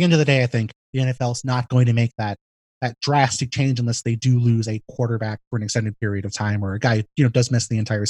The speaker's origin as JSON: {"language": "English", "town": "New York City", "region": "New York", "country": "United States", "said": "I live in a big city, you know, I have family, I'm from New York City."}